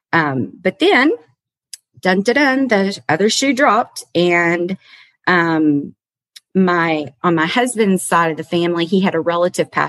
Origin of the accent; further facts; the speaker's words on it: Kentucky, United States; also born or lived in Massachusetts; I was born in Massachusetts. I've got a mom, a dad, and two older brothers. When I was three, we moved to Kentucky.